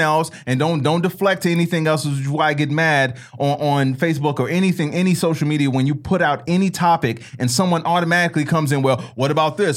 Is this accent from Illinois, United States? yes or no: yes; Chicago, Illinois, United States; When I was growing up in Chicago